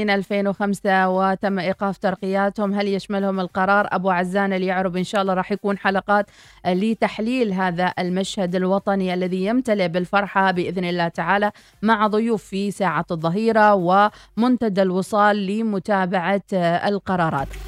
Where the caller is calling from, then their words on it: Tunisia; صباح الخير … من تونس أنا حبيت أقول لكم كل عام وأنتم بخير